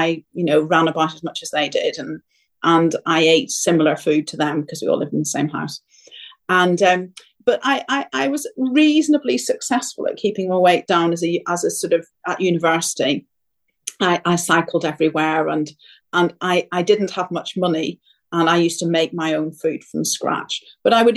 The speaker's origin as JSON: {"language": "English", "country": "Ireland", "said": "I come from Ireland"}